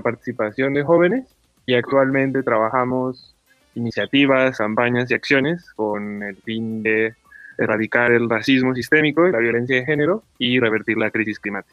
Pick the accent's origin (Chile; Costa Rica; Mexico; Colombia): Mexico; Mexico City; soy originario de la Ciudad de México